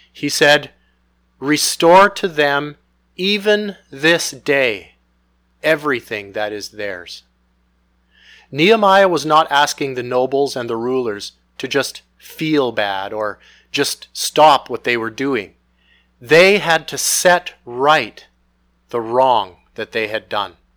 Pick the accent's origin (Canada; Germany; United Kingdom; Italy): Canada; Most of us have been born and raised in Canada